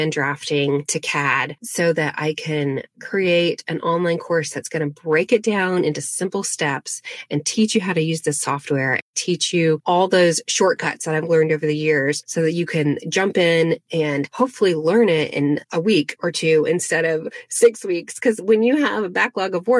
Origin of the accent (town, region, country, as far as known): Asheville, North Carolina, United States; born or raised there; also born or lived in Arden, North Carolina